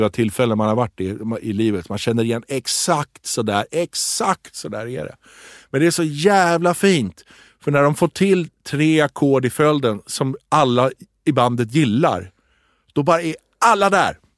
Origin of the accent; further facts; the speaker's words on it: Tripoli, North Governorate, Lebanon; born there; ja. där jag är född.